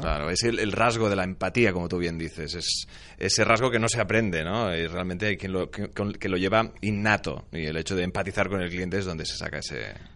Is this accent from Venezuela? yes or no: no; Spain